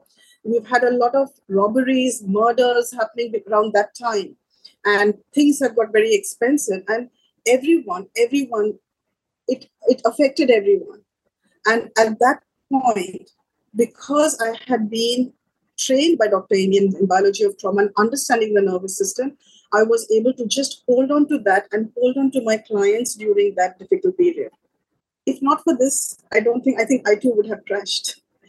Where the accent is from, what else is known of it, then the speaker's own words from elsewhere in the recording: Sri Lanka; I'm from Sri Lanka, and last year we're still in it.